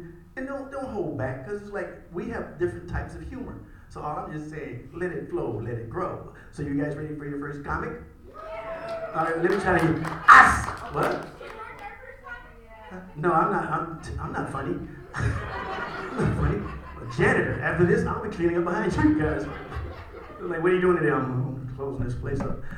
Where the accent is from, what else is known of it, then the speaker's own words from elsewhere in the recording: Indiana, United States; I'm Midwest, I'm from Indiana